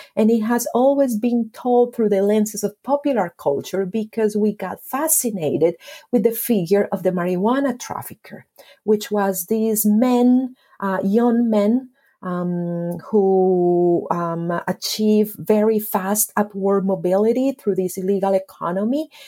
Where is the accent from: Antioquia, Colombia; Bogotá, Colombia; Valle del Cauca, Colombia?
Antioquia, Colombia; Medellín; I was born and raised in Medellin